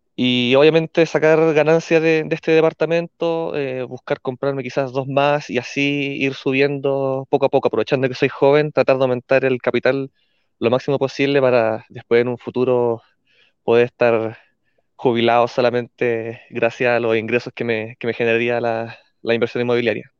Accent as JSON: {"language": "Spanish", "town": "Santiago", "region": "Santiago Metropolitan Region", "country": "Chile", "also_born_or_lived": "Iquique", "said": "soy de Santiago, pero estoy ahora trabajando en Iquique."}